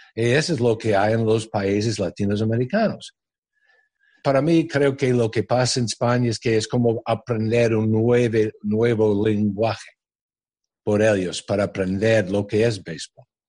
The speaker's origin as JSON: {"language": "Spanish", "region": "New York", "country": "United States", "tie": "born or raised there", "also_born_or_lived": "Spain", "second_language": "Spanish", "moved": "as an adult", "said": "yo vengo de New York"}